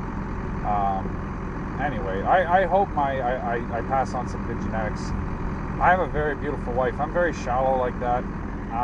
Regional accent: Innisfil, Ontario, Canada; I moved all the way from Innesville, so I know what it's like to be an immigrant. No, I swear to God, it's like fucking half an hour away.

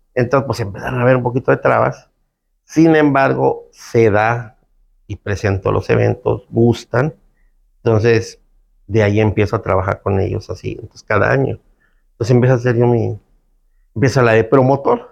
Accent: Cancún, Quintana Roo, Mexico; also born or lived in Felipe Carrillo Puerto, Quintana Roo; Yo nací en Carrillo Puerto, Felipe Carrillo Puerto, un lugar que está aquí yendo para Chetumal, a, la, mitad del estado. Pero desde creo que tres, cuatro años vine a, vivir a Cancún.

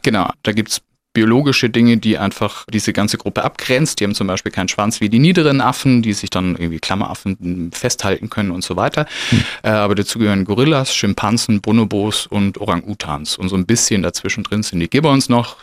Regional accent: Stuttgart, Baden-Württemberg, Germany; wohne in Stuttgart Ost, bin ein bisschen ausgewandert, weil geboren bin ich in Bad Cannstatt

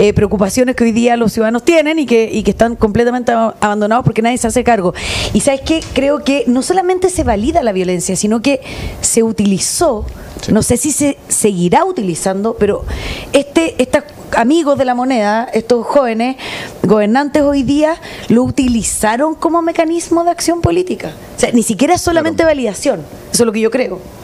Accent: Chile

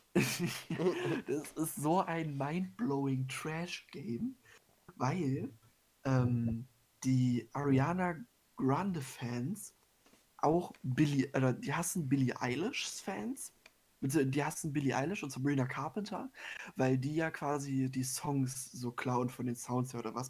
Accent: Germany; bei uns in Deutschland

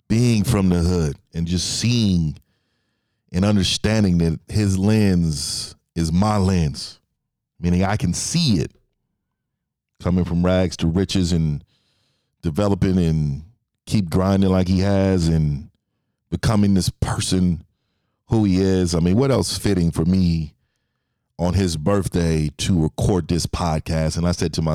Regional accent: San Francisco, California, United States; I'm from the Bay Area, San Francisco, born and raised in Fillmore District

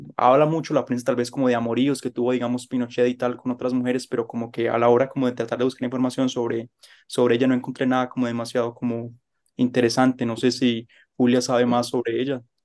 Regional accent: Colombia; como colombiano

